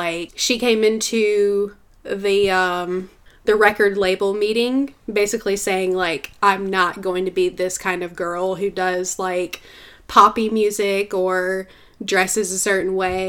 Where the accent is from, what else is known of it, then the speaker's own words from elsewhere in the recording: Mississippi, United States; our home. Like if he were to come to Mississippi